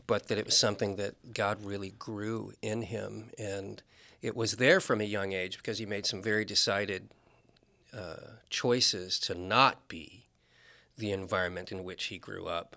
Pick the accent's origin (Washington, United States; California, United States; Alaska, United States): Alaska, United States; Anchorage; also born or lived in West Point, New York / Georgia / Nebraska / North Carolina; I spent my entire growing up in Alaska, with the exception of one year we went to North Carolina